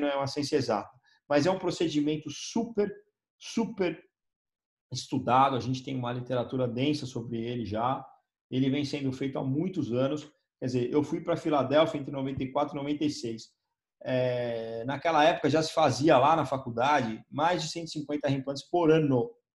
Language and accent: Portuguese; São Paulo, Brazil; eu sou de São Paulo